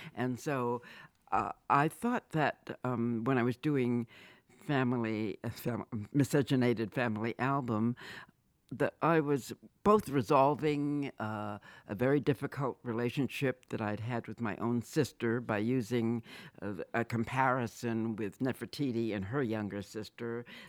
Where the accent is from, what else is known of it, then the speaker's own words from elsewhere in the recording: Boston, Massachusetts, United States; I was born and raised in Boston.